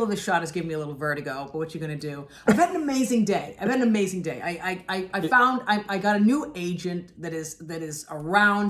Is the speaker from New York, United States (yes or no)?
yes; New York, United States; moved away as an adult; now in Los Angeles, United States; I've been a New Yorker my entire life